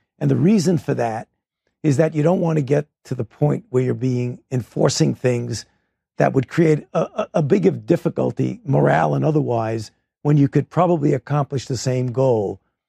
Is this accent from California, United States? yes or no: no; New York, United States; That's terrible suffering from the people of New York, which I feel myself personally as a New Yorker.